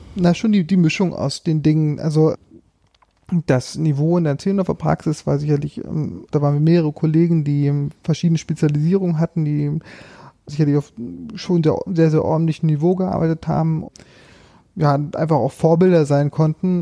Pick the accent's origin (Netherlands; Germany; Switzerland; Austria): Germany; Märkisch-Oderland, Brandenburg; moved away as an adult; also born or lived in Berlin / Greifswald; ich bin quasi den, den Weg zurückgegangen in meine alte Heimat, äh, Märkisch-Oderland